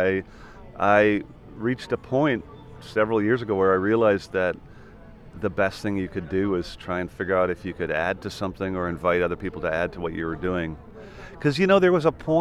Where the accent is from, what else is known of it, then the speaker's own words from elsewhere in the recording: Ireland; also born or lived in Vancouver, Canada; I moved to Ireland